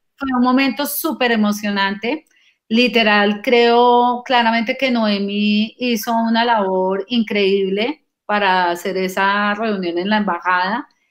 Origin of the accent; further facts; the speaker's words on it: Colombian Caribbean coast, Colombia; como buenos costeños